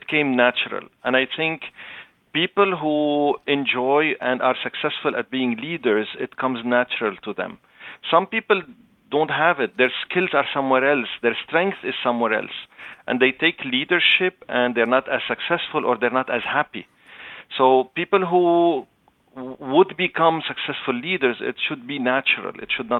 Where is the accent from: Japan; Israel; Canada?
Canada; I am Canadian, but Lebanese origin. So I speak Arabic, French, and English.